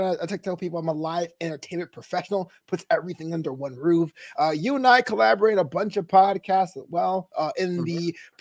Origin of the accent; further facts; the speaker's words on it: New York City, New York, United States; my hometown